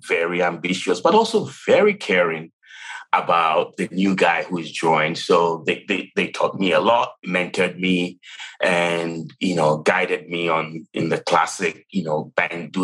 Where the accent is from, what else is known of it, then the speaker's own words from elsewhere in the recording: Ghana; moved away as an adult; I was born and raised in Ghana, if you guess where the accent is from, where I grew up and went to college.